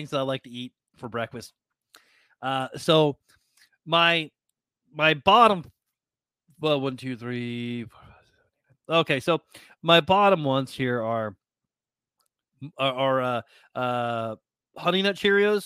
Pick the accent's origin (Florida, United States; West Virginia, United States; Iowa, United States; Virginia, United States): Iowa, United States; I'm from Iowa